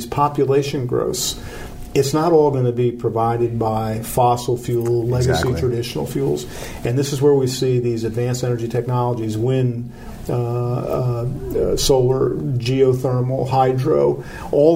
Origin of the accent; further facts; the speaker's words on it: eastern Pennsylvania, United States; I'm born and bred in Pennsylvania. I'm from the eastern side of the state.